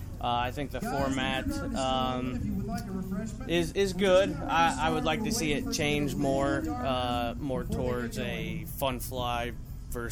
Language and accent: English; Muncie, Indiana, United States; also born or lived in Anderson, Indiana; now in Phoenix, United States; I'm originally from here, Muncie.